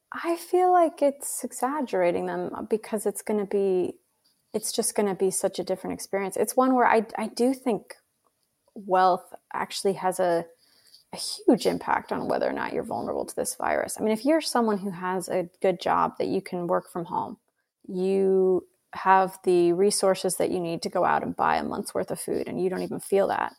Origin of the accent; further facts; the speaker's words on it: Idaho, United States; moved away; also born or lived in Cambridge; where I grew up in Idaho